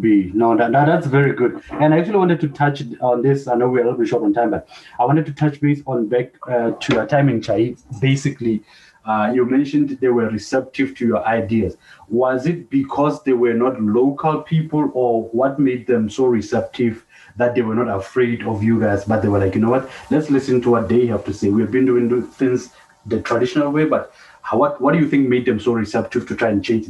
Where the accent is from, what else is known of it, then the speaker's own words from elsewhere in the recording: Lesotho; moved away; born and bred in Lesotho, but left